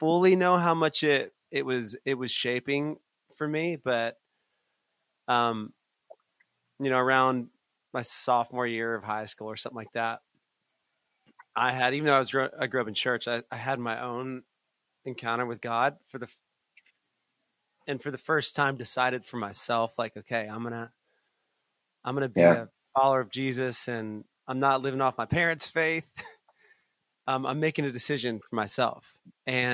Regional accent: Atlanta, Georgia, United States; I grew up in Atlanta.

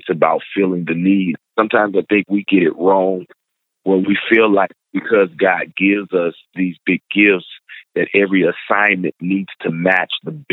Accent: St. Louis, Missouri, United States; moved away as an adult; also born or lived in Atlanta, Georgia; now in Dallas, United States; I hail from St. Louis, Missouri.

